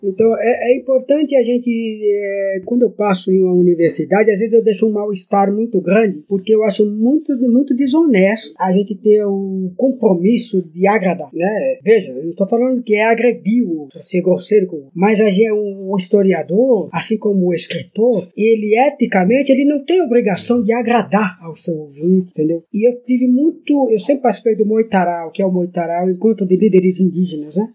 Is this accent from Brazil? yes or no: yes; Ubatuba, São Paulo, Brazil; Eu nasci nas montanhas de Ubatuba e estudei com padres salesianos